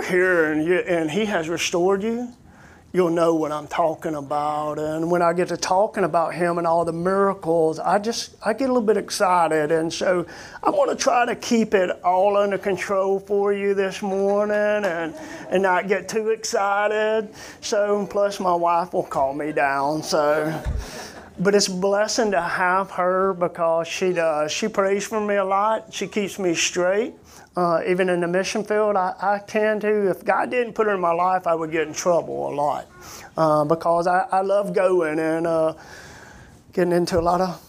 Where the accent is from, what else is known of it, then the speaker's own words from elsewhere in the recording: Coleman, Alabama, United States; We're from Coleman, Alabama, where we grew up